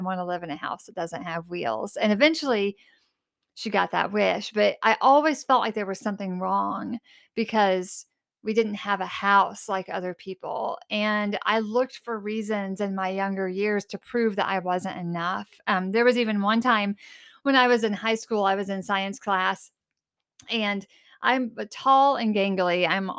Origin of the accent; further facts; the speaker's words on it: Illinois, United States; also born or lived in Carbondale, Illinois; So I was born in Carbondale, Illinois, and raised in Southern Illinois.